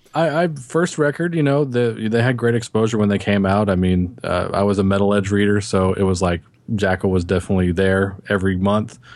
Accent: Texas, United States; I'm from Texas

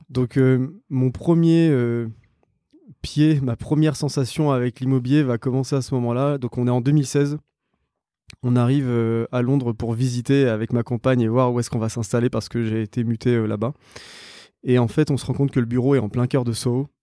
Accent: Réunion; moved away; je suis né, j'ai grandi à La Réunion

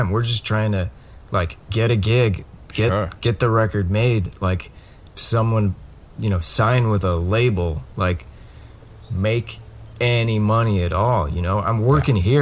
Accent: Colorado, United States; moved away; Uh, no. I, I grew up in Colorado, um, and then, uh, so my parents got divorced

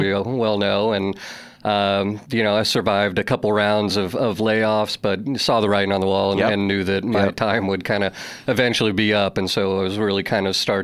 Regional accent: Columbia, Missouri, United States; moved away as an adult; now in New York City, United States; I would consider Missouri my home state. Wasn't born there, but spent the majority of my childhood in Columbia, Missouri, where the University of Missouri is from, and so grew up there

